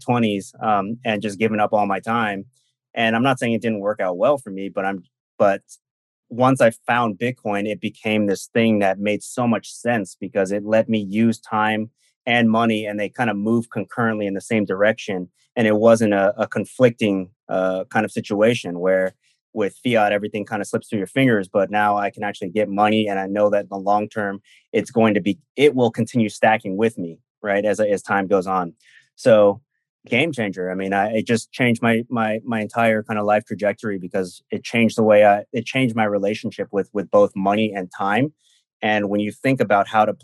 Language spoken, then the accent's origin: English; Silicon Valley, California, United States; I'm from Silicon Valley